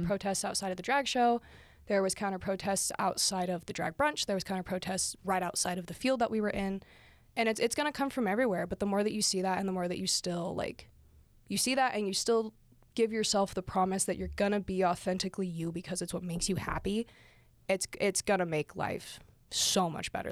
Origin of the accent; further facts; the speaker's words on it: St. Johns, Arizona, United States; I grew up in St. John's, Arizona